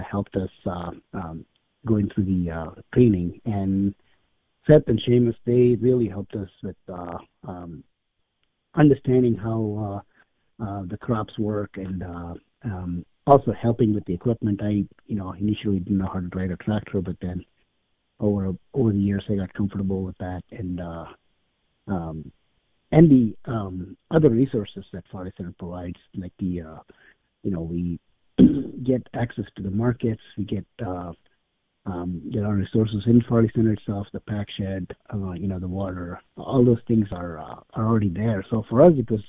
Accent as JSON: {"language": "English", "country": "India", "tie": "born or raised there", "moved": "as an adult", "lives_now": "Madison, United States", "said": "When I grew up in India, I went to my undergrad was in agriculture"}